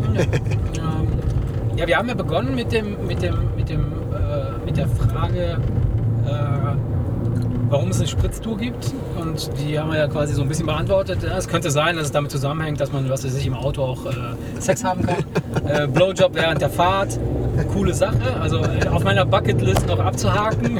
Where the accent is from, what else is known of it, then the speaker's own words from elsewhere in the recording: Argentina; moved away; ich bin ja gebürtiger Argentinier.